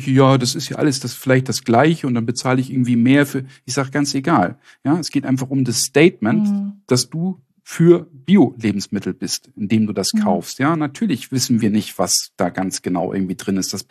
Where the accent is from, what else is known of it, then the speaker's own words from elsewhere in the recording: Northern Germany, Germany; In Süddeutschland ist das mehr ein Problem, hier im Norden, wo ich herkomme, nicht.